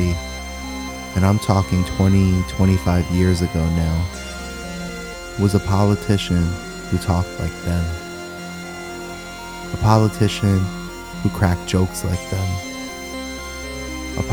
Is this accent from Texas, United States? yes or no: no; New York City, New York, United States; I grew up in the Bronx, Pelham Bay, an Italian-American neighborhood